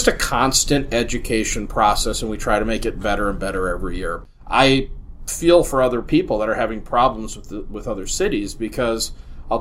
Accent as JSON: {"language": "English", "town": "Minneapolis", "region": "Minnesota", "country": "United States", "tie": "born or raised there", "said": "I grew up in Minneapolis."}